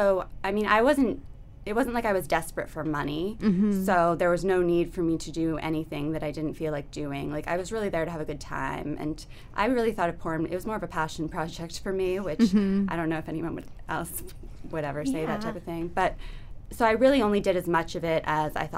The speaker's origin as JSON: {"language": "English", "town": "Boston", "region": "Massachusetts", "country": "United States", "moved": "yes", "said": "I'm from Boston."}